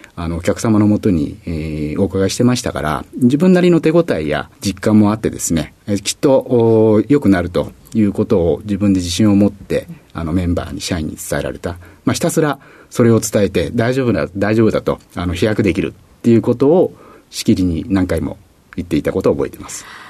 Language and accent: Japanese; Tokyo, Japan; 東京になります